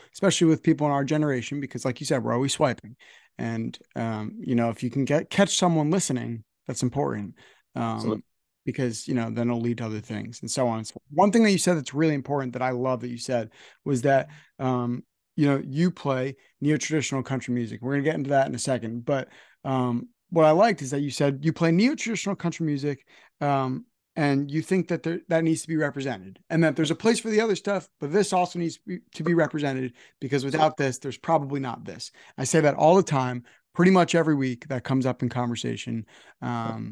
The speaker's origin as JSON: {"language": "English", "region": "New Jersey", "country": "United States", "said": "I'm from New Jersey"}